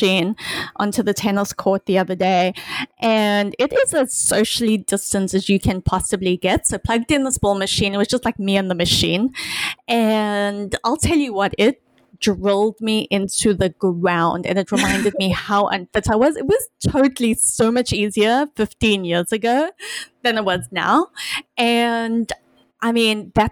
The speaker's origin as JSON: {"language": "English", "country": "South Africa", "tie": "born or raised there", "moved": "yes", "said": "My closest connection to ice hockey as a South African growing up was watching the Mighty Ducks and Miracle"}